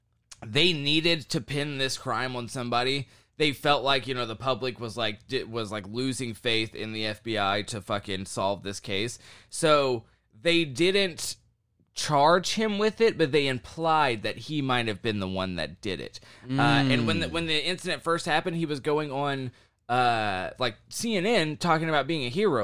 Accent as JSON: {"language": "English", "region": "the South", "country": "United States", "said": "I would be doing the same shit because I was from the South."}